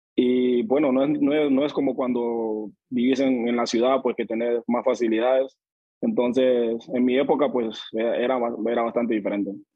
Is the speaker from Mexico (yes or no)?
no; Río Esteban, Colón, Honduras; moved away as an adult; yo nací en Río Esteban, Río Esteban Colón se llama mi pueblo, eso es en el municipio de Balfate